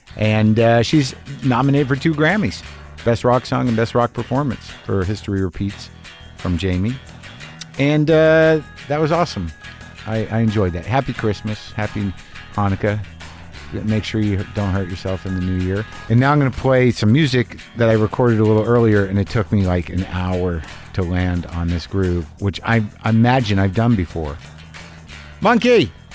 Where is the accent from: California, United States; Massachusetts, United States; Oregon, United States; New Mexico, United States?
New Mexico, United States; Albuquerque; moved away; I grew up in New Mexico.